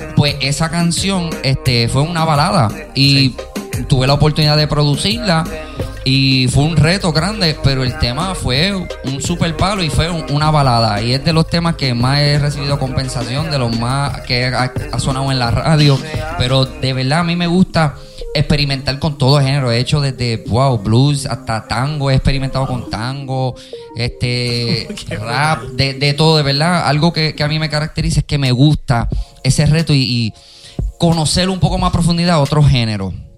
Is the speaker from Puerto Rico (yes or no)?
yes; Carolina, Puerto Rico; yo también me crié en Vistamar.